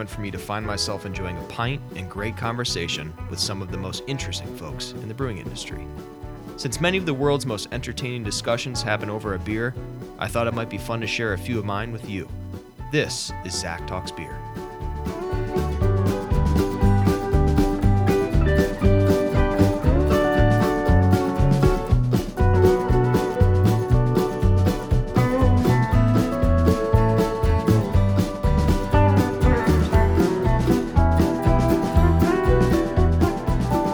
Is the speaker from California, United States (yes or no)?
no; Madison, Wisconsin, United States; moved away; growing up in Madison, I'm somewhat familiar with your February weather